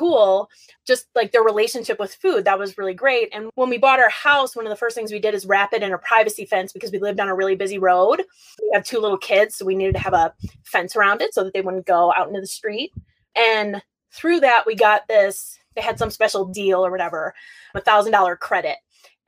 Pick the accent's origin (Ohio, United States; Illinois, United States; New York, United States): Illinois, United States; Chicago; moved away as an adult; also born or lived in North Carolina; I sound like I'm from Chicago because I am